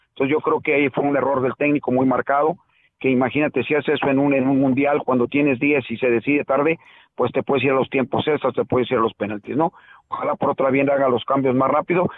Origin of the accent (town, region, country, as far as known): Mexico; now in Chicago, United States